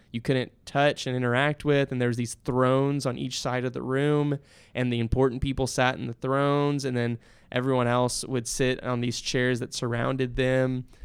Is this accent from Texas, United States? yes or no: yes; San Antonio, Texas, United States; growing up in San Antonio